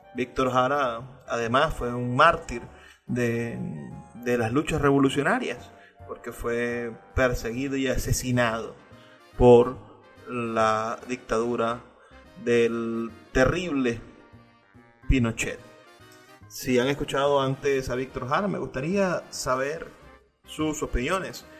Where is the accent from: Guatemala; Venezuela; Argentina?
Venezuela; lo que somos como venezolanos